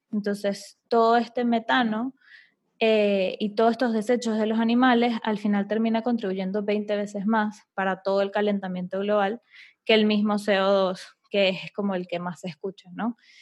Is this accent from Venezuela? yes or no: yes; Venezuela; yo soy de Venezuela